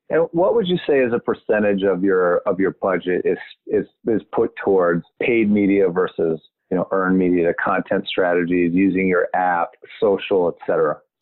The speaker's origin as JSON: {"language": "English", "area": "Montgomery County", "region": "Maryland", "country": "United States", "said": "I'm from Maryland. I'm from Montgomery County, right next to Prince George's County."}